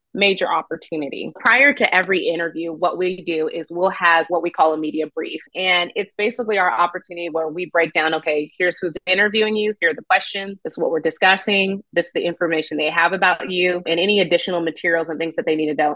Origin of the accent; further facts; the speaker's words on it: Nashville, Tennessee, United States; now in Austin, United States; I'm originally from Nashville